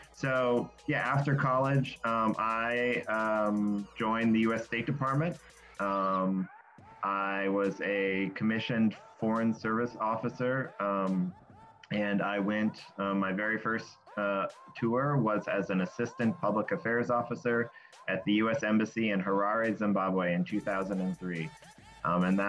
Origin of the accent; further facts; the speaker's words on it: Western US, United States; I grew up on Indian reservations all across the Western U.S.